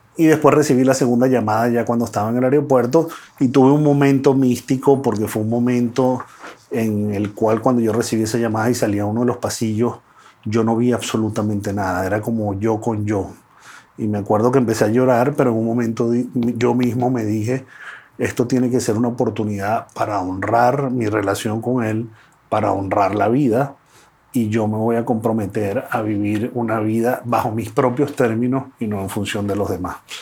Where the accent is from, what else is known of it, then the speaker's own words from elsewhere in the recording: Venezuela; yo nací en Venezuela